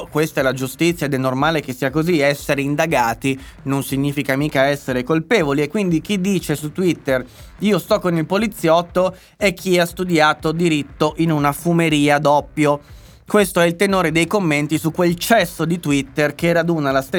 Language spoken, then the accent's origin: Italian; Milan, Lombardy, Italy; e dai, io sono milanese.